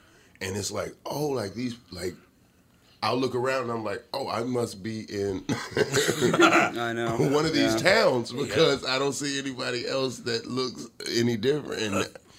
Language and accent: English; Atlanta, Georgia, United States; moved away; also born or lived in Los Angeles; I come from Atlanta